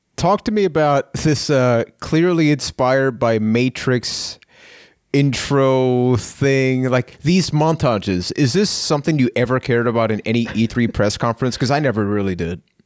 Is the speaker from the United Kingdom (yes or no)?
no; Puerto Rico; I am from Puerto Rico